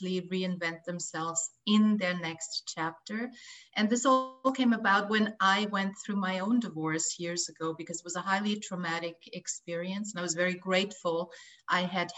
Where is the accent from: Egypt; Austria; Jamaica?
Austria; moved away as an adult; also born or lived in Los Angeles, United States; I left my home country of Austria to come to Los Angeles and get married